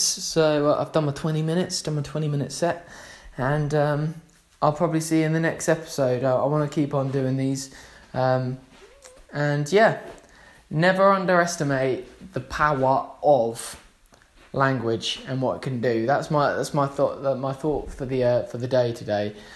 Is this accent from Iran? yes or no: no; Gosport, South East England, United Kingdom; we're from Gosport